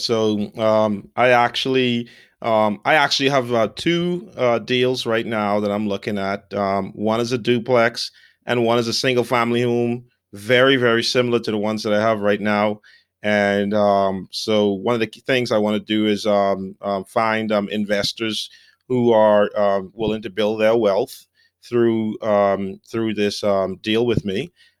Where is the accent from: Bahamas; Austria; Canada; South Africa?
Bahamas; moved away as an adult; now in United States; so I grew up in the Bahamas on the islands. A lot of people never even left the island or went from one end to the other.